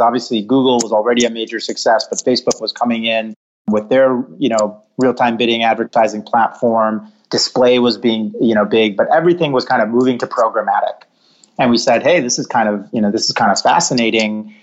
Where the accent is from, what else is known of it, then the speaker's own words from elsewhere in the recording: West Bloomfield, Michigan, United States; I was born and raised outside of Detroit, Michigan, in a town called West Bloomfield